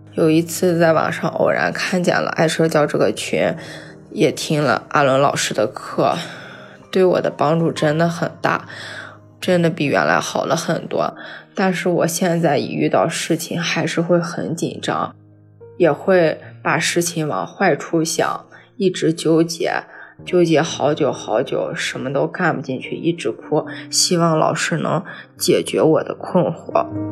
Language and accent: Chinese; Taiyuan, Shanxi, China; 我来自山西太原